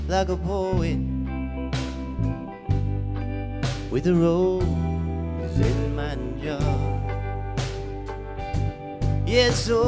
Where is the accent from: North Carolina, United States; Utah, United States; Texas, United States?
North Carolina, United States; Durham; we're from Durham, North Carolina, down in the flats